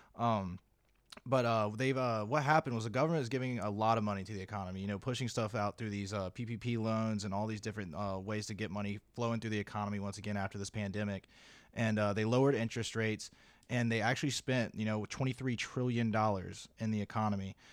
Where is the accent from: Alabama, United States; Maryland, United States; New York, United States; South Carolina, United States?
South Carolina, United States; moved away as an adult; I am from South Carolina, the great state